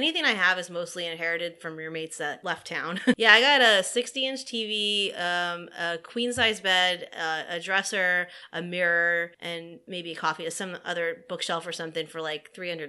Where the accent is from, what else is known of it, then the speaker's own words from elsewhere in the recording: Los Angeles, California, United States; now in New Orleans, United States; I'm from Los Angeles